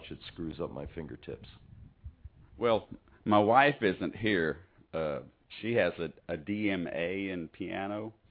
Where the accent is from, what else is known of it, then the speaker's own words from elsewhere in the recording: South Mississippi, United States; I'm from South Mississippi, if you can't tell from my voice.